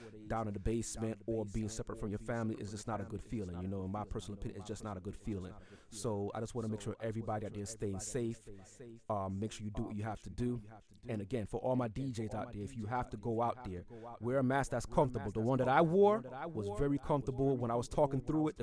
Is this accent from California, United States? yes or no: no; New York City, New York, United States; also born or lived in Florida; now in Atlanta, United States; I'm DJing from Atlanta, Georgia, originally from Brooklyn, New York. But I live in Atlanta now. I used to live in Florida, but again, I reside in Atlanta now